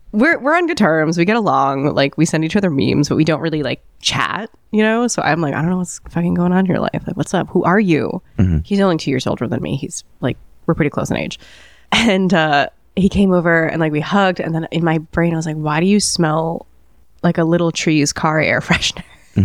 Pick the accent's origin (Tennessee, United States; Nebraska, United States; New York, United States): New York, United States; New York City; as a New Yorker